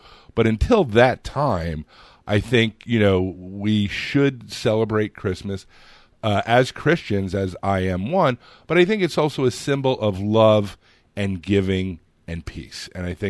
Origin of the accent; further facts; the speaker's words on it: Long Island, New York, United States; growing up on Long Island, I didn't know a Protestant person until I went, you know, to college. I just knew Jews and Italians and Irish people.